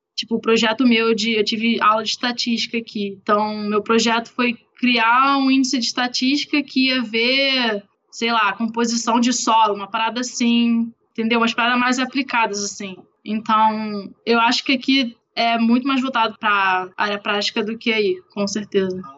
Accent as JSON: {"language": "Portuguese", "country": "Brazil", "moved": "yes", "said": "Sou brasileira, sei nem falar inglês direito"}